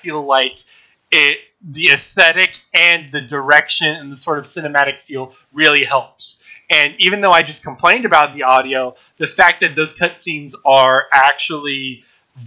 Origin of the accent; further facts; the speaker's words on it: United States; I'm American.